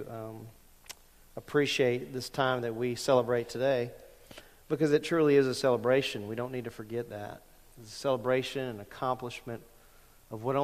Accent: Lake Charles, Louisiana, United States; moved away; when I was growing up at 1600 Sunset Drive in Lake Charles, Louisiana

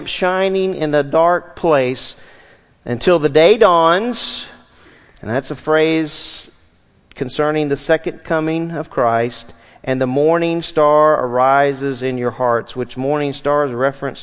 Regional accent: Southwest Louisiana, United States; When I was a child, I grew up in Southwest Louisiana

